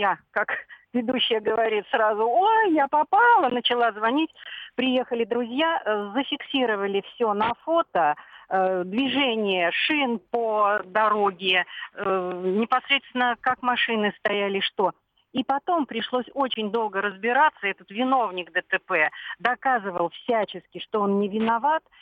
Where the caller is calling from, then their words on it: Belgorod, Belgorod Oblast, Russia; …, я из Белгорода.